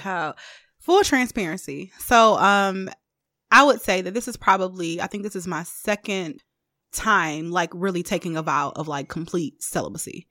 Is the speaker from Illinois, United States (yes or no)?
no; Detroit, Michigan, United States; I am from the East Side of Detroit